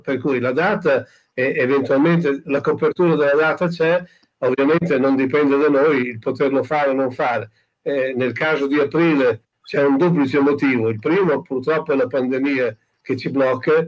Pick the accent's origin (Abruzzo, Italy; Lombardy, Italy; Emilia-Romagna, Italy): Emilia-Romagna, Italy; uno che come me è nato e cresciuto in Romagna